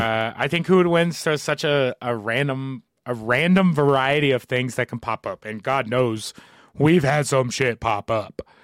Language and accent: English; New Albany, Indiana, United States; I'm from New Albany, Indiana